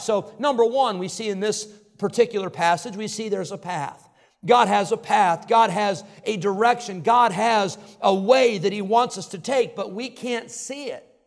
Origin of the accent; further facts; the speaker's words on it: Illinois, United States; I grew up in Illinois